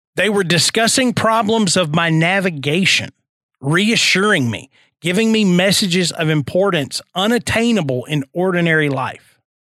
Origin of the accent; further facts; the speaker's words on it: St. Louis, Missouri, United States; I'm from St. Louis